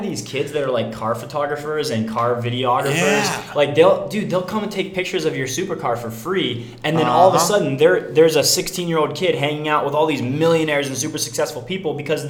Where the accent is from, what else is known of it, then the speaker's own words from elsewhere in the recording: Virginia, United States; I'm also from Virginia.